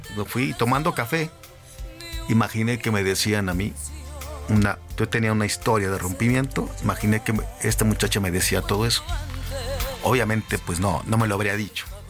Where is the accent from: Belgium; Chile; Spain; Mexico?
Mexico; Torreón, Coahuila; moved away as an adult; yo soy de Torreón